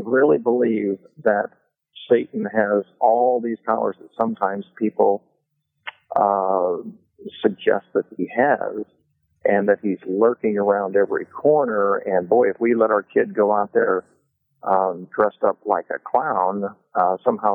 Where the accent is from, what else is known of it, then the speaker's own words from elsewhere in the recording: Kokomo, Indiana, United States; I grew up in Kokomo, Indiana